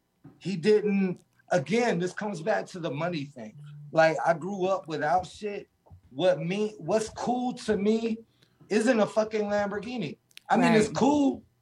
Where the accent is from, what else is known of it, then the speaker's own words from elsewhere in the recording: Valdosta, Georgia, United States; I'm from Valdosta, south, 2 hours south of Danny.